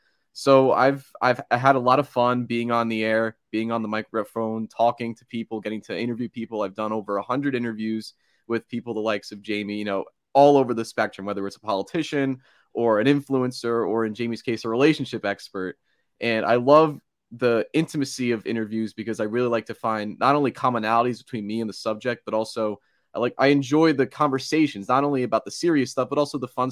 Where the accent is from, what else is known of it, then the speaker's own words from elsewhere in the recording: Lincroft, New Jersey, United States; So I'm almost 21 years old. I'm from Lincroft, New Jersey. It's right on the Jersey Shore. I'm the oldest of three brothers